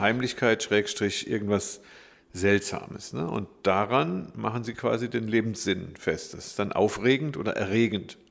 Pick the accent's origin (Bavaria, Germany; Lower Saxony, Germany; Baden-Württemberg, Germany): Baden-Württemberg, Germany; Black Forest; Ich bin im Schwarzwald groß geworden